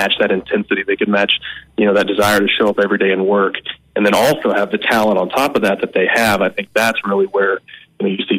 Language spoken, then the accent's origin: English; Bartlesville, Oklahoma, United States; moved away; growing up in Oklahoma